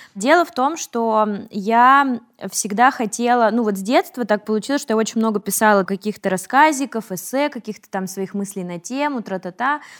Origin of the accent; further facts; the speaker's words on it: Yaroslavl, Yaroslavl Oblast, Russia; мы с Вероничкой из Ярославля